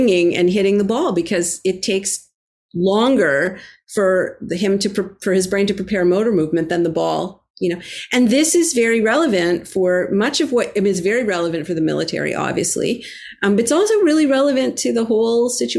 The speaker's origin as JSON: {"language": "English", "town": "Toronto", "region": "Ontario", "country": "Canada", "tie": "born or raised there", "moved": "yes", "lives_now": "Boston, United States", "said": "I grew up in Toronto, the home of the great, Toronto Maple Leafs, great hockey team. And I now currently live in Boston"}